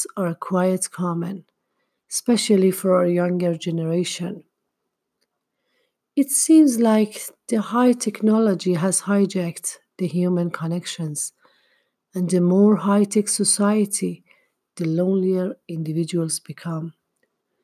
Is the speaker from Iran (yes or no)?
yes; Tehran, Tehran Province, Iran; moved away; when I was younger and still lived in my hometown, Tehran